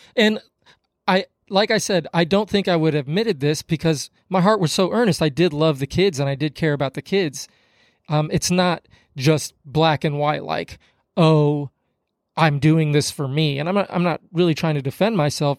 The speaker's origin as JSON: {"language": "English", "town": "Kansas City", "country": "United States", "also_born_or_lived": "Hutchinson, Minnesota", "moved": "as an adult", "said": "I'm from Kansas City"}